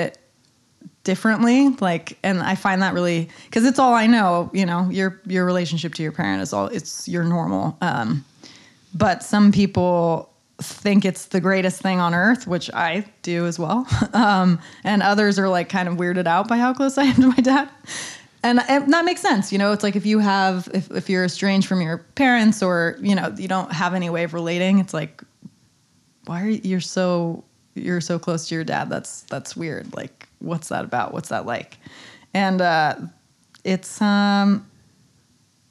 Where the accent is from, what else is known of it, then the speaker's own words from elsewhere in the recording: Santa Cruz, California, United States; moved away; also born or lived in Nairobi; Santa Cruz, California, my hometown